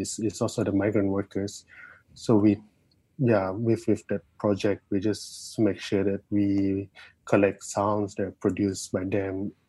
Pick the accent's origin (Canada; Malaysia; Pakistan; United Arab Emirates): Malaysia; Sarawak; moved away as an adult; now in Kuala Lumpur, Malaysia; I'm from Sarawak. I'm from East Malaysia.